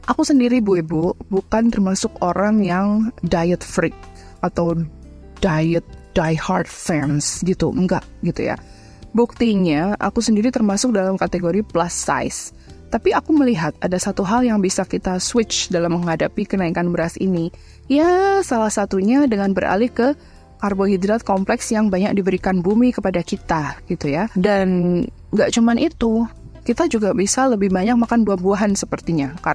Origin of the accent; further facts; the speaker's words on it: Purwokerto, Central Java, Indonesia; Bahkan kalau Bu Ibu berkunjung ke kota saya di Purwokerto, makan mendoan tiga biji aja itu pun kadang udah bisa bikin kenyang loh bu